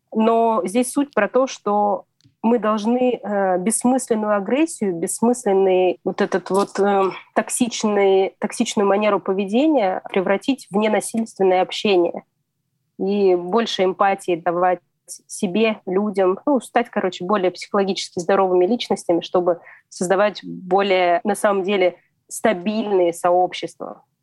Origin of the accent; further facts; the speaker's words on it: Kemerovo, Kemerovo Oblast, Russia; moved away as an adult; Я только уехала от родителей из Кемерово, э, я жила далеко от дома